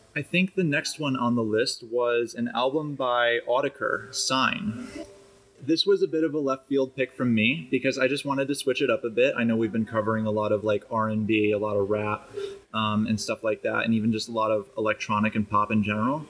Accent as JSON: {"language": "English", "town": "Chicago", "region": "Illinois", "country": "United States", "said": "I'm from Chicago."}